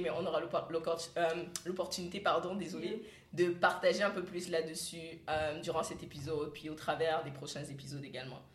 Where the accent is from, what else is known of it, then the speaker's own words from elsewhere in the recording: Cameroon; moved away as an adult; now in Canada; je viens du Cameroun